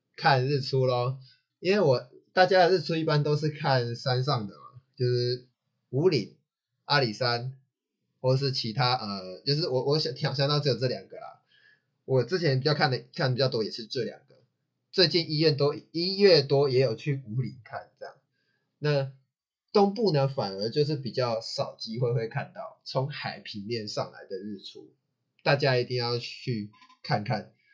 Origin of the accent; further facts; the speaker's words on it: Taichung, Taiwan; 我还是适合台中，因为我就是台中长大的